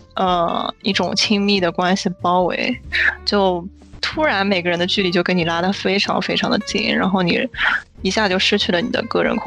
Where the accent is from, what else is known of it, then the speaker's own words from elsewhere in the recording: China; 也有可能是因为我本身是中国人的原因。